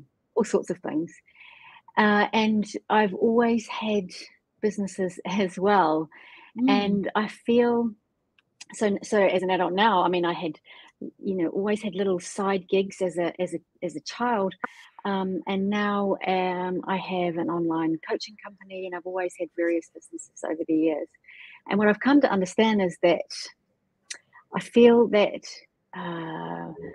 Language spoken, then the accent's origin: English; New Zealand; I grew up in New Zealand with entrepreneur parents